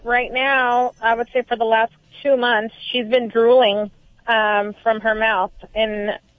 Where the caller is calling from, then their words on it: Huntington Beach, California, United States; I'm calling from Huntington Beach, California.